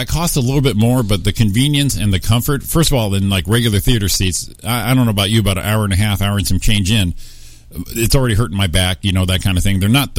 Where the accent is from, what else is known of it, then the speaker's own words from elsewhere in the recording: Waterbury, Connecticut, United States; also born or lived in Southern California; now in Rancho Cucamonga, United States; Waterbury, Connecticut, my hometown